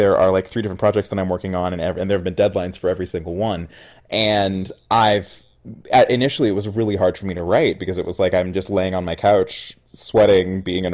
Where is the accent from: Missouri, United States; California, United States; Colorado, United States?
California, United States; Oakland; I grew up in the Bay Area. I'm from Oakland